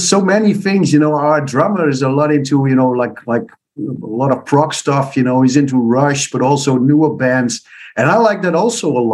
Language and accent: English; east part of the Netherlands, eastern Netherlands, Netherlands; first language Dutch; English is a second language; my roots are the east part of the Netherlands, which is more a farmer area